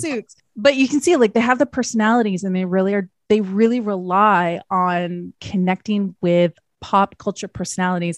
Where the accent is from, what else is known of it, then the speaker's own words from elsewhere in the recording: Canada; I'm Canadian